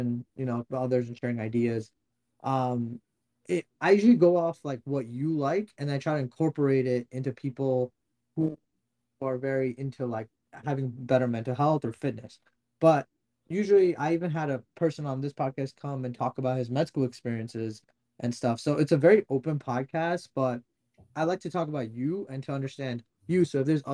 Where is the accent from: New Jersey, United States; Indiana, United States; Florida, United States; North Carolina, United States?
New Jersey, United States; I'm from North Jersey